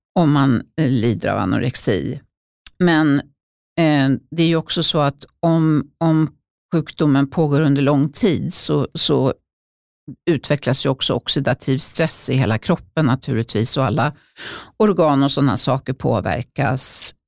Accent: Uppsala, Uppsala County, Sweden; när jag växte upp i Uppsala

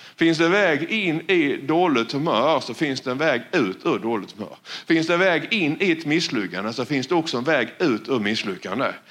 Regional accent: Sweden; jag växte ju upp här. Ja, det vet ni om. Jag är ju från Valjeva

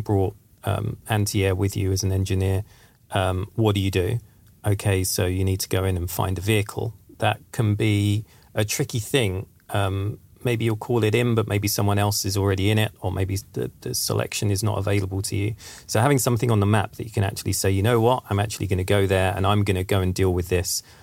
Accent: England, United Kingdom; now in Sweden; I'm from England

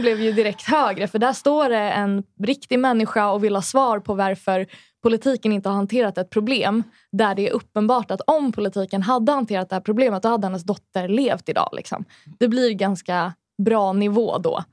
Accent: Sundbyberg, Stockholm County, Sweden; Hallonbergen där jag växte upp

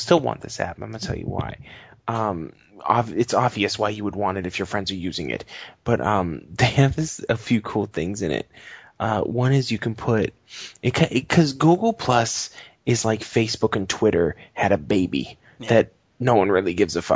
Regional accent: East Coast, United States; I'm from the East Coast

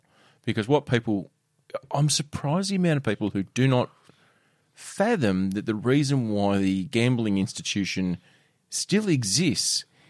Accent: Ravenswood, Australia; It does. I'm from Ravenswood.

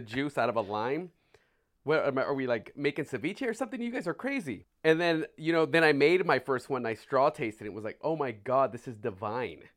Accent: California, United States; moved away; also born or lived in San Francisco; me being from California, having lived in San Francisco

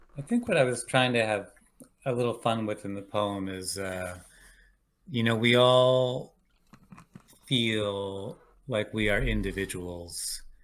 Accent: Richmond, Virginia, United States; moved away; also born or lived in Cleveland, Ohio / Washington, D.C. / New York / Georgia; I was born outside Cleveland, Ohio, um, and when I was eight, my family moved to Richmond, Virginia

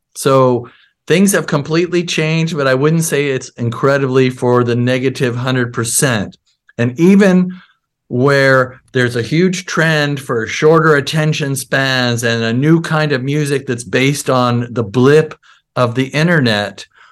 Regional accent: Seattle, Washington, United States; also born or lived in Bronx, New York; I moved to Seattle when I was eight years old

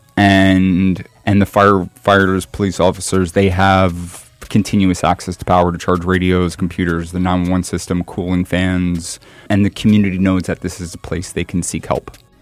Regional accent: New York, United States; I'm very close to growing up in New York

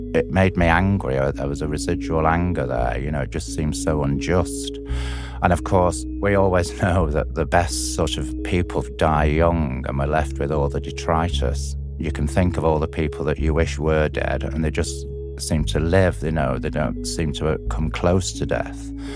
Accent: Blackpool, North West England, United Kingdom; I'm from Blackpool, which is a seaside resort on the northwest coast of England

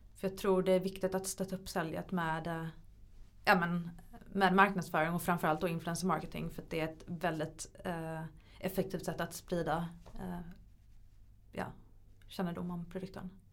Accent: Sweden; hemma i Sverige

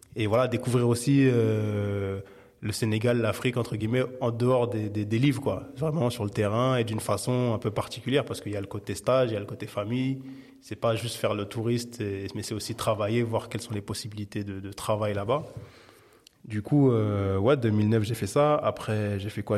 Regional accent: Paris, Île-de-France, France; now in Saint-Denis, France; J'ai grandi, alors je suis né à Paris dans le treizième, jusqu'à il y a trois ans maintenant où je vis à Saint-Denis. Mais j'ai, j'ai principalement vécu dans le treizième arrondissement de Paris.

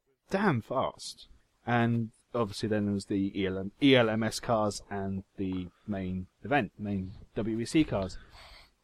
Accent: Jersey; I'm from there.

